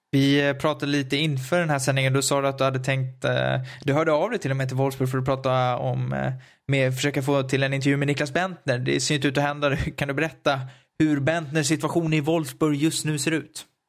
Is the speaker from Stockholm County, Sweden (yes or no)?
yes; Stockholm, Stockholm County, Sweden; accent: Stockholm dialect; där jag står för den tråkigaste dialekten. För det får man ändå säga att stockholmskan är